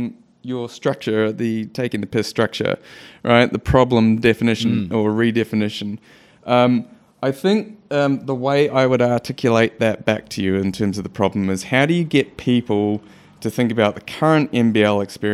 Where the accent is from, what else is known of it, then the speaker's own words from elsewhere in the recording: New Zealand; Now, as a Kiwi, I have a soft spot for OKC just because of Stephen Adams.